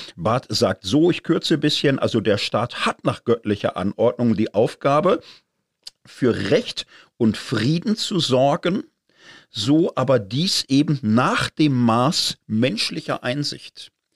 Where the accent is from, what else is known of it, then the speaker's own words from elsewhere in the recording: Zurich, Switzerland; als Zürcher